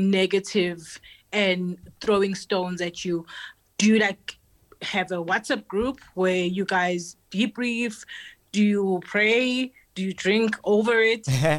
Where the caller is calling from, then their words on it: Centurion, Gauteng, South Africa; I'm in Centurion.